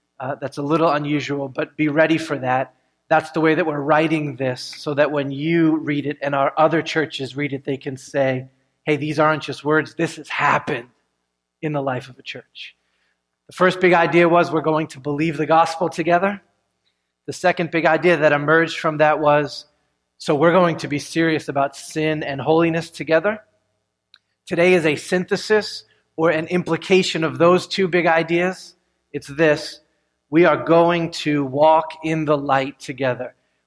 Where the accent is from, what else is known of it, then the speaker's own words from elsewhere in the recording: United States; as Americans